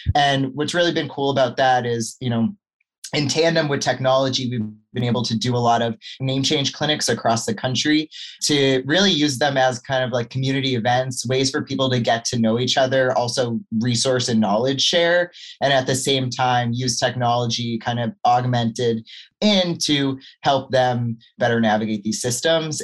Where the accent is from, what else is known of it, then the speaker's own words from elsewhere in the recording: Massachusetts, United States; moved away as an adult; also born or lived in Vermont / California; I grew up in Massachusetts